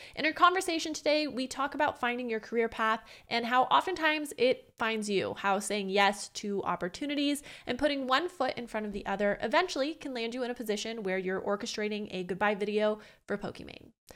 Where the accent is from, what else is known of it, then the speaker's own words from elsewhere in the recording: Orange County, California, United States; I'm from Orange County